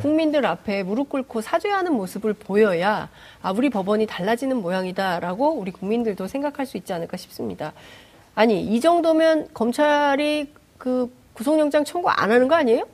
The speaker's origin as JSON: {"language": "Korean", "country": "South Korea", "tie": "born or raised there", "said": "대한민국에서 태어난"}